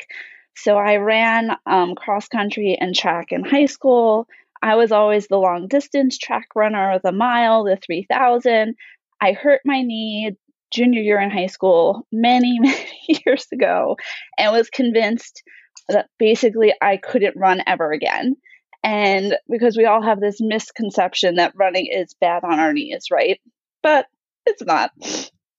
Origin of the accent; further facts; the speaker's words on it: New York, United States; moved away; I'm originally from New York